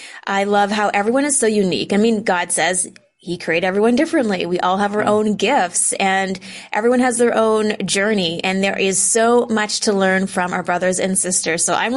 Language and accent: English; Canada; We are Canadian.